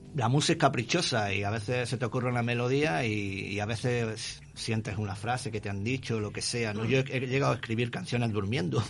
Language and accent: Spanish; Granada, Andalusia, Spain; moved away as an adult; also born or lived in Buenos Aires, Argentina; now in Montevideo, Uruguay; Soy español y en este orden de Granada, Andalucía, España. Soy granaíno del sur.